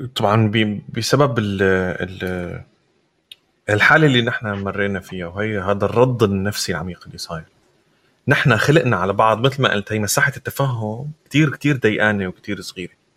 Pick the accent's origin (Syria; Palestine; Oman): Syria; now in Europe; نحن كسوريين